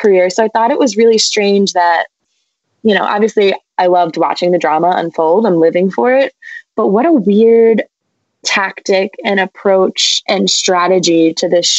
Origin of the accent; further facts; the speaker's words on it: New Jersey, United States; moved away as an adult; also born or lived in New England; I am from New Jersey